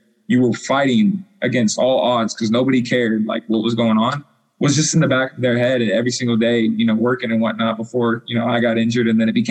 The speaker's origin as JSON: {"language": "English", "town": "La Junta", "region": "Colorado", "country": "United States", "said": "because I came from La Junta, Colorado, with, I don't even know, like, probably like 4,000 people."}